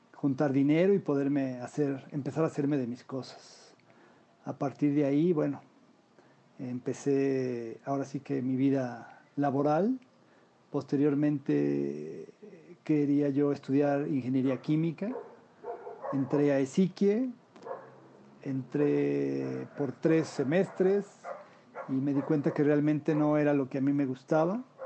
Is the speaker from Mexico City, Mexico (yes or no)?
yes; Mexico City, Mexico; nací yo en la Ciudad de México, donde actualmente vivo.